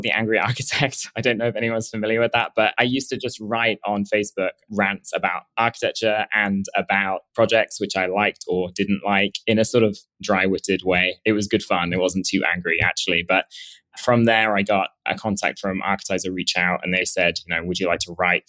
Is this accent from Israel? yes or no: no; England, United Kingdom; moved away as an adult; also born or lived in Edinburgh / London; now in New York, United States; I originally am from England